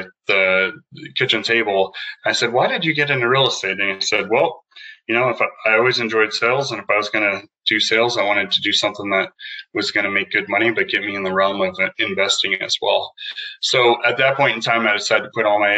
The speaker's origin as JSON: {"language": "English", "town": "Prescott", "region": "Arizona", "country": "United States", "tie": "born or raised there", "also_born_or_lived": "Taiwan", "said": "I grew up in Prescott, Arizona, went to school here"}